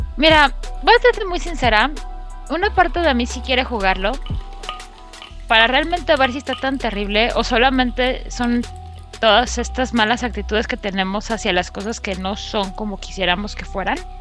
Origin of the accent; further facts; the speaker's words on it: Mexico City, Mexico; los de la Ciudad de México ya estamos acostumbrados